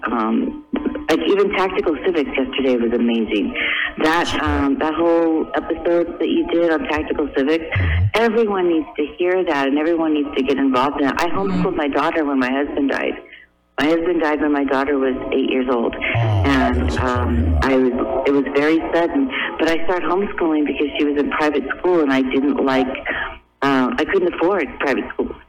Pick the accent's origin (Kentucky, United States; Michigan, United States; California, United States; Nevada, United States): California, United States; Newport Beach; now in Pasadena, United States; I was born and raised in Newport Beach, and I moved into Pasadena around 1991, I think.